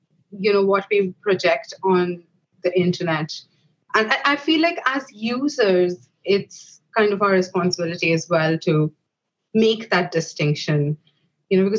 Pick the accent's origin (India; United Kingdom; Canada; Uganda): India; moved away as an adult; now in Ireland; we're both from India